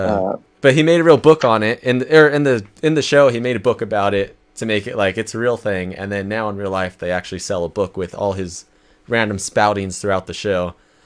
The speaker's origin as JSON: {"language": "English", "region": "Southern California", "country": "United States", "said": "we are from SoCal"}